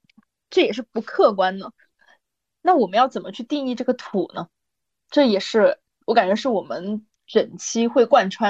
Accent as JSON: {"language": "Chinese", "region": "Beijing", "country": "China", "said": "我是北京的，你知道吧？"}